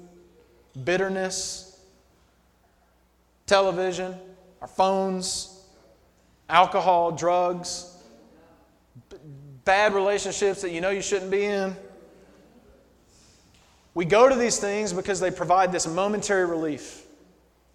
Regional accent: Alabama, United States; moved away as an adult; now in New York, United States; So I've lived in New York for 8 years now. But I grew up in Alabama.

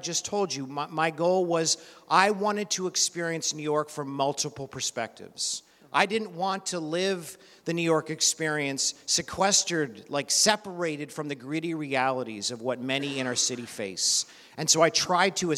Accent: Canada; moved away; I'm originally from Canada

